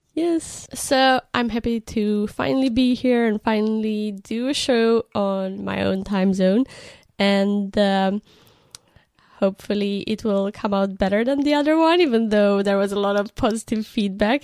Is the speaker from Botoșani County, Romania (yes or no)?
yes; Botoșani, Botoșani County, Romania; English is a second language; moved away as an adult; also born or lived in Bucharest, Romania; now in United Kingdom; I grew up in Botoshan, which is a small town in Romania, very close to the border, uh, with Ukraine and Republic of Moldova.